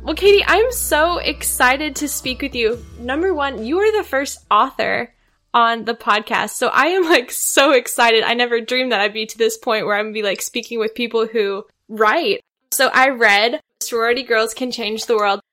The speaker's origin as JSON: {"language": "English", "region": "outside the University of Missouri", "country": "United States", "tie": "born or raised there", "said": "I grew up outside the University of Missouri"}